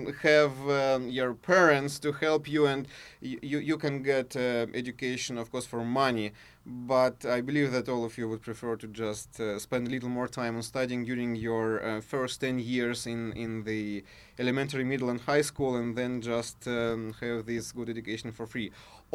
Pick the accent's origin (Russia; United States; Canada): Russia; accent: Russian, German and hillbilly; English is a second language; hopefully my accent now is something in between Russian, actually German, and probably a little of hilly-billy one.